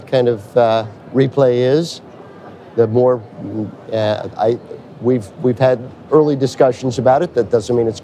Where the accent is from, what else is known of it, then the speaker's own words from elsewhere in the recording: Pittsburgh, Pennsylvania, United States; I'm from Pittsburgh, Pennsylvania.